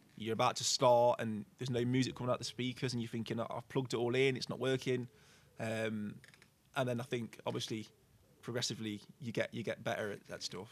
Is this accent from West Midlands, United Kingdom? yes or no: yes; Burton upon Trent, West Midlands, United Kingdom; I live in Stretton, so like I've lived there my whole life